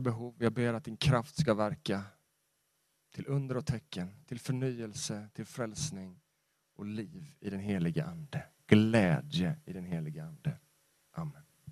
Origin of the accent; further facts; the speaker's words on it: Sweden; jag är en svensk